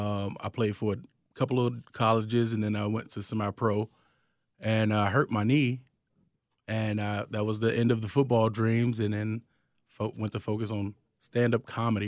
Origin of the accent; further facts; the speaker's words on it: Chicago, Illinois, United States; It's work, hard work, like work for what you want kind of thing. I think that's the Chicago attitude.